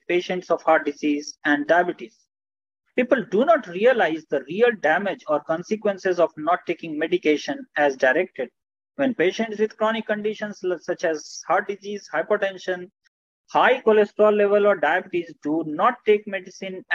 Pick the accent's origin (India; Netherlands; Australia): India; Bhagalpur, Bihar; I am from Bhagalpur in the state of Bihar